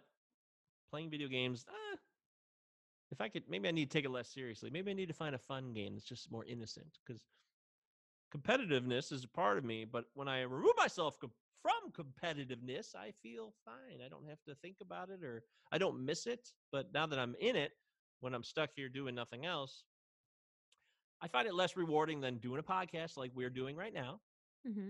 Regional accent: United States; I'm the Yankee.

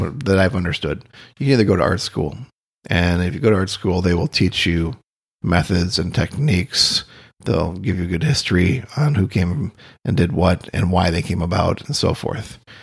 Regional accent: Austin, Minnesota, United States; also born or lived in Boulder / Denver; now in Key West, United States; I grew up in Austin, Minnesota

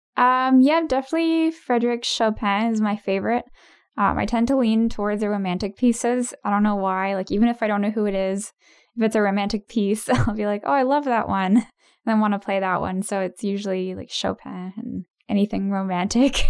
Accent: Ottawa, Ontario, Canada; born and raised in Ottawa

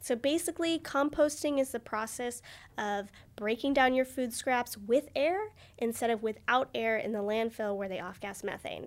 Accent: United States; growing up in America

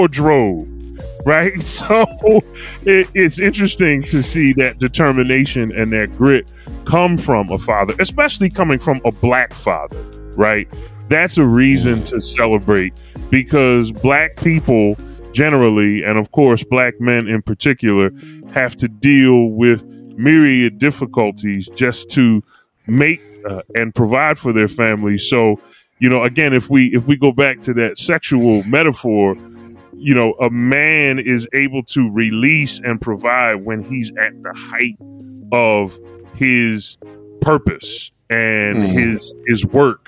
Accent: Philadelphia, Pennsylvania, United States; I grew up at 5729 North 20th Street in Philadelphia, Pennsylvania

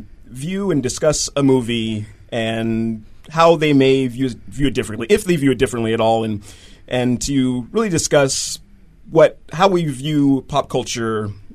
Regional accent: Seattle, Washington, United States; as a black kid growing up in Seattle

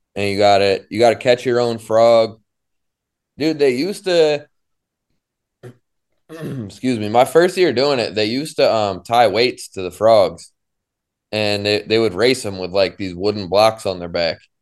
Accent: Syracuse, New York, United States; growing up in Syracuse

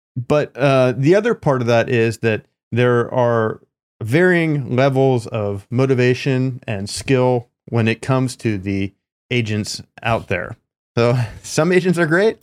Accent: East Coast, United States; now in California, United States; I'm from the East Coast

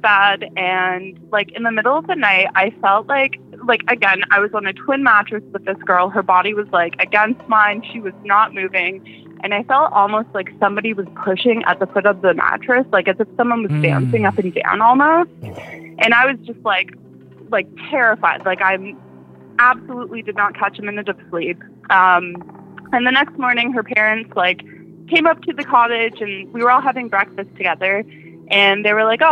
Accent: Ottawa, Ontario, Canada; accent: Canadian; I am from Ottawa, Ontario

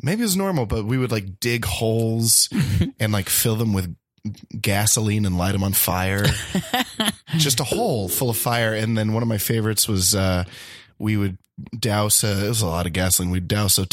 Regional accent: the South, United States; also born or lived in Boston; now in Los Angeles, United States; I grew up in the South

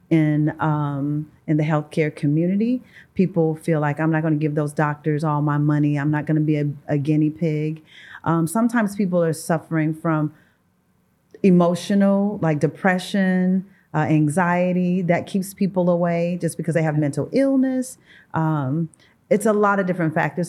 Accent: St. Louis, Missouri, United States; I am from Saint Louis, Missouri, born and raised.

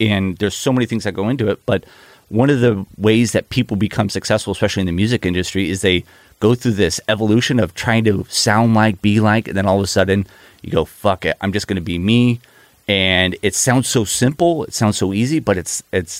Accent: Newport Beach, California, United States; I grew up here in Newport Beach

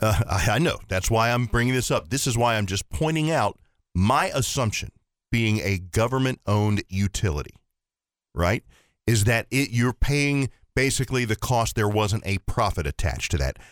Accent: Ohio, United States; now in Horry County, United States; I grew up in Ohio, lived here

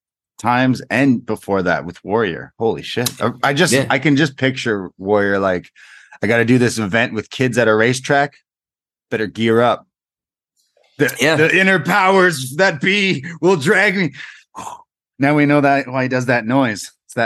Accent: Toronto, Ontario, Canada; because everyone was like, oh, where are you from? I go, Toronto.

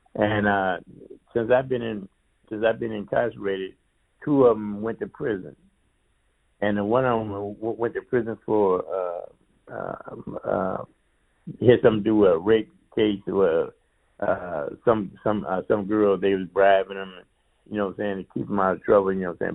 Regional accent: Flint, Michigan, United States; Flint, my hometown

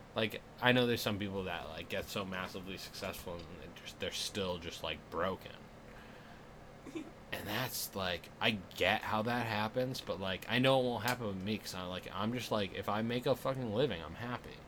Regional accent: Massachusetts, United States; moved away; I come from Massachusetts, the gayest fucking place

